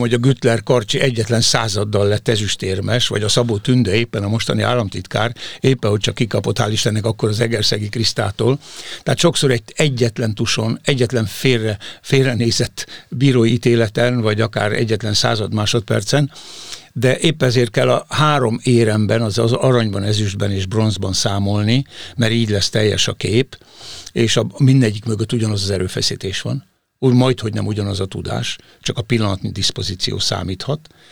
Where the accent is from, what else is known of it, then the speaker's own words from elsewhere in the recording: Hungary; elsősorban magyarok vagyunk